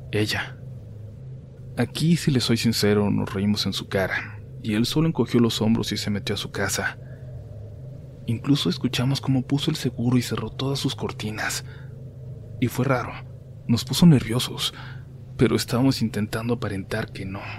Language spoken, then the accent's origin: Spanish; Long Beach, California, United States; born there; A mí me tocó nacer aquí en Long Beach, California. Mis hermanos mayores nacieron en México y yo no tuve quizás tanto contacto con mis raíces mexicanas.